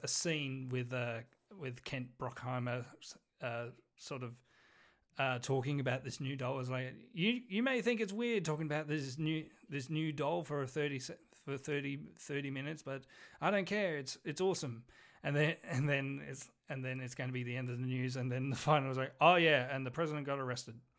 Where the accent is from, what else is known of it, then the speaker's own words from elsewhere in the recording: New Zealand; I'm Kiwi.